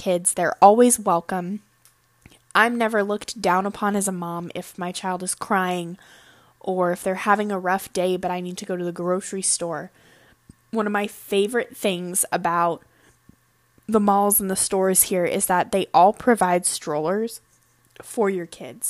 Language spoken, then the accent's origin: English; United States; moved away as an adult; now in Japan; As an American